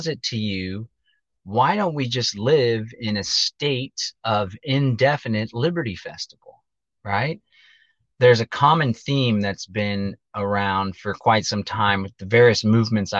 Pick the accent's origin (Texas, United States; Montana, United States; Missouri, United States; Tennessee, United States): Texas, United States; Austin; northeast of Austin, which is where I live, where I'm from